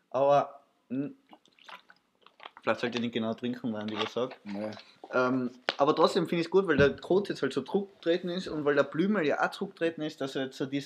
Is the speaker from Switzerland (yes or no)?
no; Austria; ich habe halt gesagt, ich bin aus Österreich